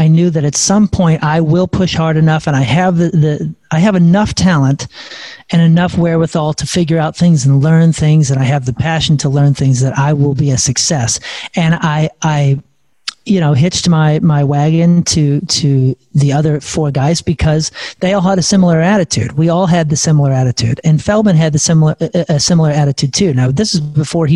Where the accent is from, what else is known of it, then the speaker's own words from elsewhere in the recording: St. Louis, Missouri, United States; we're all from St. Louis